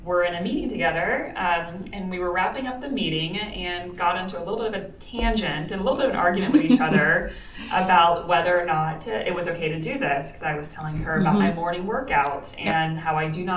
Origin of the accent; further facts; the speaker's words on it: Florida, United States; I'm from Florida. Everyone had a swimming pool.